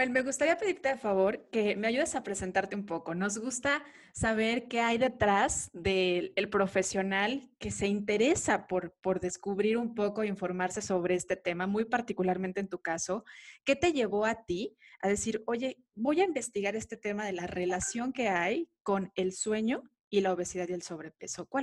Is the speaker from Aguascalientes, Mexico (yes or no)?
no; Guadalajara, Jalisco, Mexico; De, Guadalajara, Jalisco